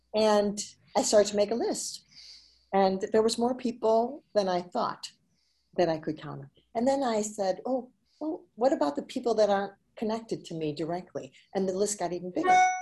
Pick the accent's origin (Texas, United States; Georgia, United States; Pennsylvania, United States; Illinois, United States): Illinois, United States; Chicago; I was uh, born and raised in Chicago, Illinois.